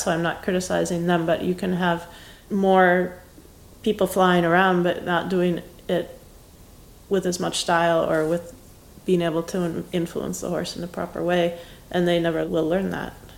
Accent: Wisconsin, United States; moved away as an adult; I grew up in Wisconsin and I basically didn't leave the Midwest

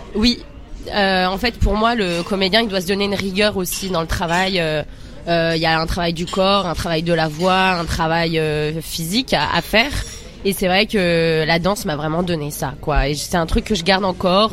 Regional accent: Seine-Saint-Denis, Île-de-France, France; on est sous bois 9-3

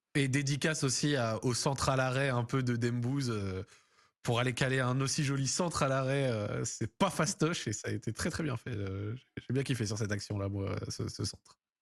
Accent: France; en tant que Français

